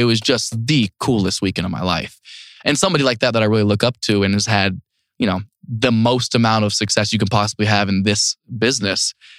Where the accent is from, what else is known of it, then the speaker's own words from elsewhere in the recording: North Lewisburg, Ohio, United States; moved away; I just went back to my hometown for the first time in 8 years a couple of weeks ago.